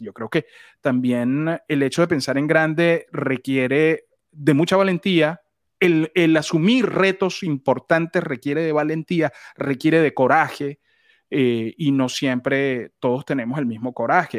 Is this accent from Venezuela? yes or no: yes; Venezuela; en Venezuela decimos nos cayó la locha es cuando se te prende el bombillo